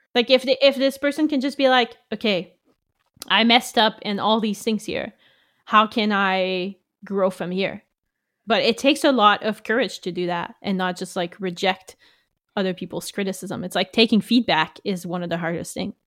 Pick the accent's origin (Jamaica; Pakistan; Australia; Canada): Canada; being French Canadian, we only had French books mostly